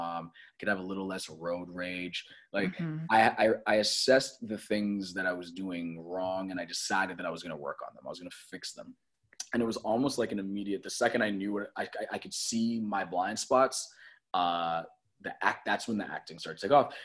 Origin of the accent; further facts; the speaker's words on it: Toronto, Ontario, Canada; moved away; I grew up in Toronto